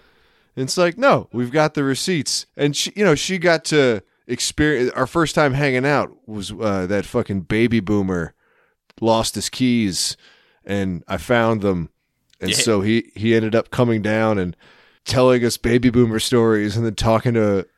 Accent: Philippines; … is a common Filipino name, and I am Filipino.

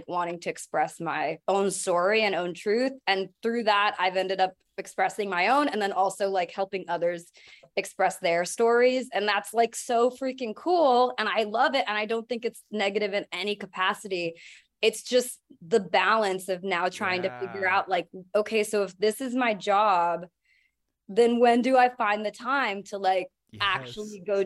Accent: San Diego, California, United States; I grew up in San Diego

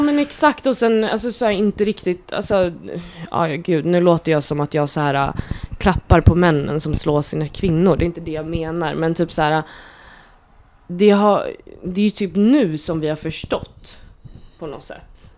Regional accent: Nacka, Stockholm County, Sweden; also born or lived in Gröndal, Stockholm; jag är uppväxt i Fisksätra

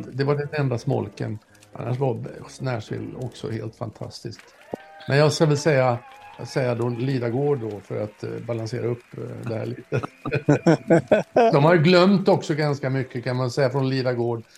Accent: Norrland, Sweden; jag satt uppe i Norrland där jag kommer ifrån

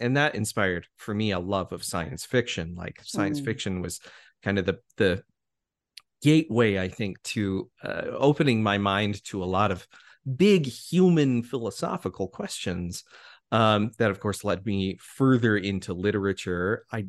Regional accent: Colorado, United States; So I grew up in Colorado. That was where I spent most of my childhood, you know, and I grew up in a community that at the time was growing

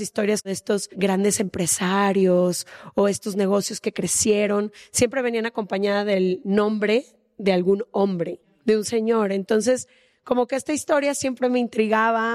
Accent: Guadalajara, Jalisco, Mexico; Ash y yo crecimos en Guadalajara

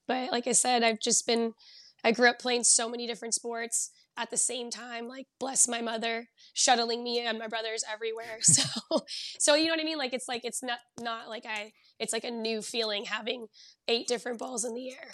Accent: Southern California, United States; moved away as an adult; now in Bay Area, United States; I grew up down in Southern California

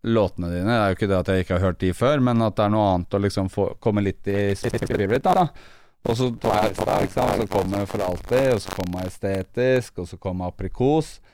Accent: Bærum, Akershus, Norway; De fleste nå i rappkretser tror jeg er fra Bærum fordi at jeg rappa det så hardt i sånn ti år.

